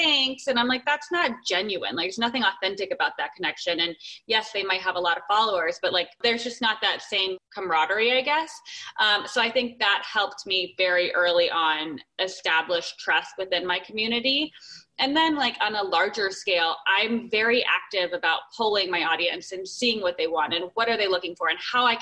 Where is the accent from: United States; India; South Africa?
United States; Arizona; also born or lived in San Francisco / Los Angeles; now in California, United States; I'm in California, I grew up in Arizona